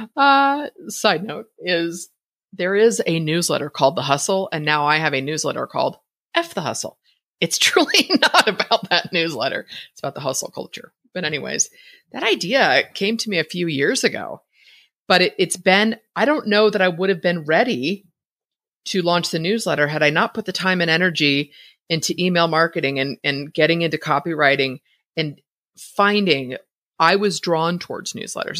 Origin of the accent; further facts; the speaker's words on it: Bay Area, California, United States; moved away as an adult; now in Idaho, United States; I was born and raised in the Bay Area